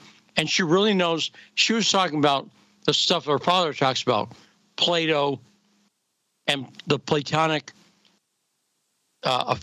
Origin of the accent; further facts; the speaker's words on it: near Chicopee, Massachusetts, United States; I grew up in Massachusetts near one of the towns that has the most Polish people in America, Chicopee, Massachusetts